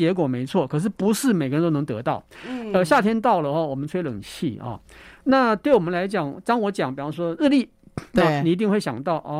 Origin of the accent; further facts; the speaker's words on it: Taiwan; 我觉得我们台湾人写书哦，不要去写国外的品牌故事书，